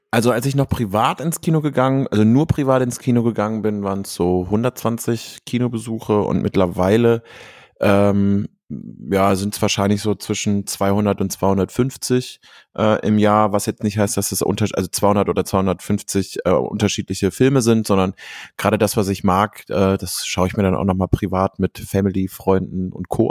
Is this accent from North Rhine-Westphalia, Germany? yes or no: yes; Cologne, North Rhine-Westphalia, Germany; ich komme aus Köln